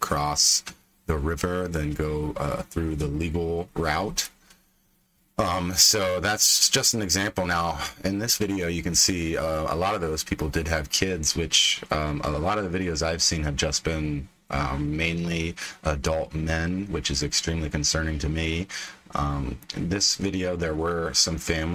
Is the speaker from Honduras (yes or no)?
no; Pennsylvania, United States; my home state of PA